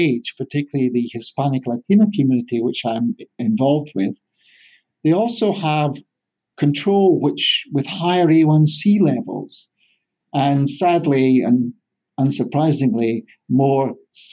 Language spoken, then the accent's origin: English; Scotland, United Kingdom; moved away as an adult; also born or lived in England; now in California, United States; I'm a Scotsman in the Golden State.